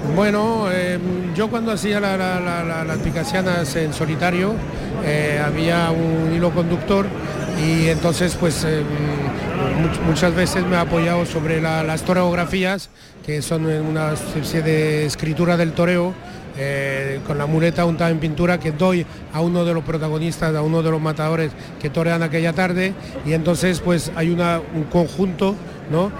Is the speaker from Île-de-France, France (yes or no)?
yes; Paris, Île-de-France, France; now in Málaga, Spain; nací en París y vivo en Málaga